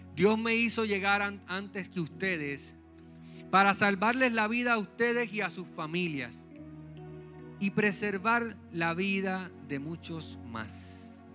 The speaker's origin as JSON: {"language": "Spanish", "town": "San Juan", "country": "Puerto Rico", "lives_now": "Trujillo Alto, Puerto Rico", "said": "Yo soy un jíbaro de San Juan. Estamos viviendo en Trujillo Alto ahora."}